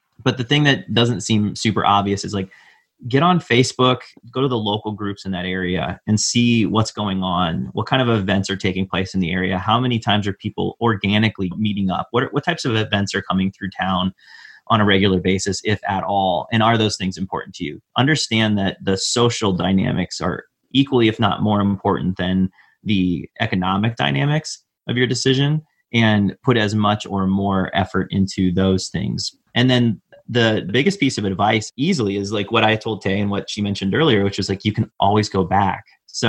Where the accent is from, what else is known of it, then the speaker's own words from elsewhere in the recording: Midwest, United States; And that was something growing up in the Midwest that I thought was unique to the Midwest, but I don't think it is.